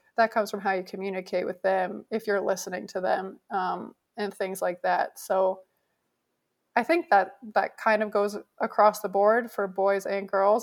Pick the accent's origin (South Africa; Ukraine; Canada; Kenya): Canada; moved away as an adult; I grew up in Canada